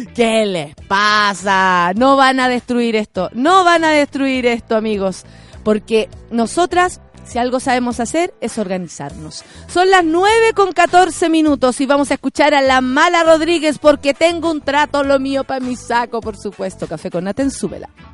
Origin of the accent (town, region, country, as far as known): Chile